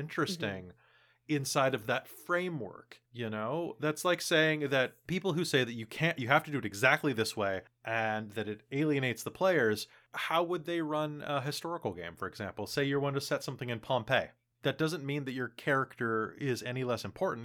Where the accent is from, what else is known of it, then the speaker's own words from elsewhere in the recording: United States; now in Canada; I'm American personally, even though I live in Canada